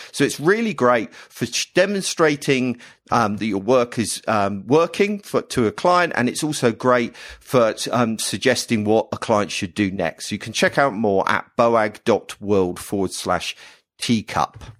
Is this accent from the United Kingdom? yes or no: yes; United Kingdom